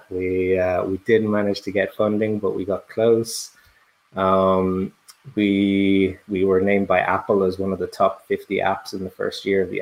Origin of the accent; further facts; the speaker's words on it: Brussels, Belgium; accent: very soft; and I grew up in in in Belgium in Brussels, so my accent is very soft.